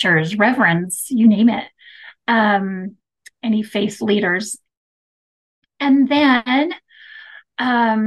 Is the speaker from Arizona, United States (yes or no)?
yes; Mesa, Arizona, United States; now in Woodland Hills, United States; I grew up in Mesa, Arizona, and I love growing up there.